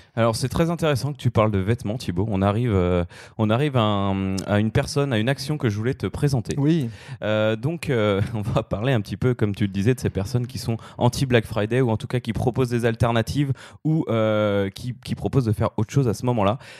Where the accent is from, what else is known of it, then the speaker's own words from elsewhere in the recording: France; en tant que Français